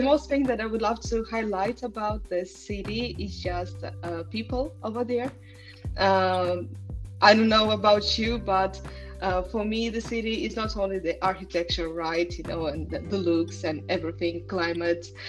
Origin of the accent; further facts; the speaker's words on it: Tallinn, Harju County, Estonia; moved away as an adult; now in Copenhagen, Denmark; I was born in Tallinn, and it's a very small uh, city in a very small country